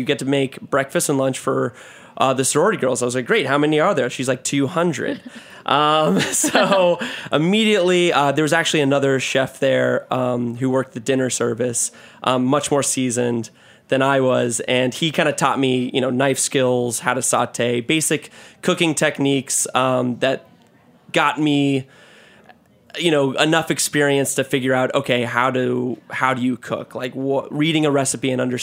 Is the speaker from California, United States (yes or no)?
no; Florida, United States; I'm from Florida. I graduated at University of Florida for finance